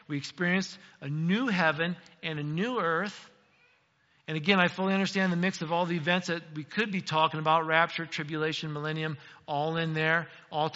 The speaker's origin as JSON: {"language": "English", "country": "United States", "said": "as an American"}